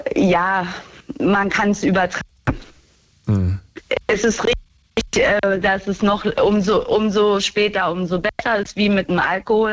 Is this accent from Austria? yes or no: no; Berlin, Germany; now in Baden-Württemberg, Germany; Ich komme aber eigentlich aus Berlin